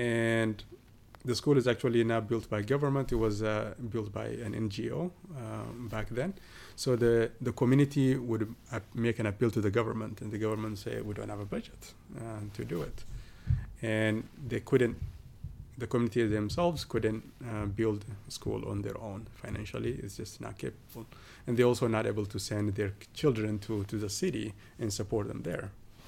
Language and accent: English; southern Ethiopia, Ethiopia; southern Ethiopia. It's called Kobadi. It's not my town. It's about 90 kilometers or so away from my hometown